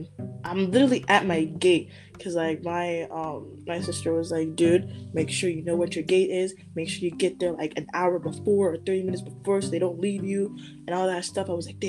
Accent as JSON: {"language": "English", "town": "Omaha", "region": "Nebraska", "country": "United States", "said": "I'm from Omaha, Nebraska. I am 22 years old."}